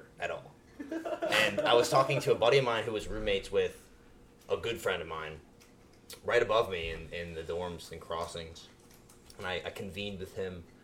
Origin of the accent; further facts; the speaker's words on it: Pompano Beach, Florida, United States; I grew up in Pompano